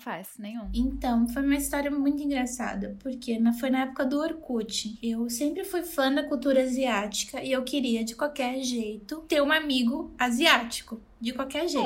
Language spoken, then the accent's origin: Portuguese; Rondônia, Brazil; moved away as an adult; also born or lived in Santa Catarina; now in Itajaí, Brazil; Eu nasci em Santa Catarina, na cidade onde eu e a Júlia moramos, só que eu fui criada em Rondônia. Então eu, more... eu morei em Rondônia por 13, 14 anos